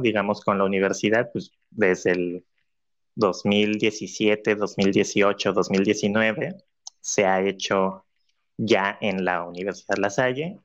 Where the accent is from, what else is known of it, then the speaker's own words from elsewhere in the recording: Cancún, Quintana Roo, Mexico; Cancún, que es la ciudad donde, donde decidí hacerlo, por ser pues mi ciudad de origen, de nacimiento